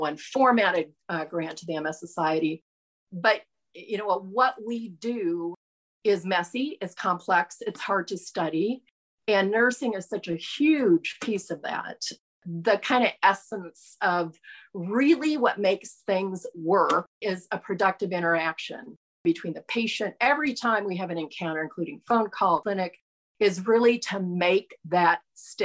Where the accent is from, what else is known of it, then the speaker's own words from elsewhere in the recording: Nebraska, United States; we're from Nebraska